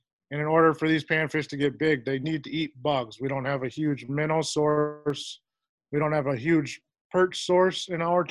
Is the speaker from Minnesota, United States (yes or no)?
yes; Fridley, Minnesota, United States; also born or lived in St. Croix Falls, Wisconsin; now in Chetek, United States; I grew up in Fridley, Minnesota, which would be a kind of north suburb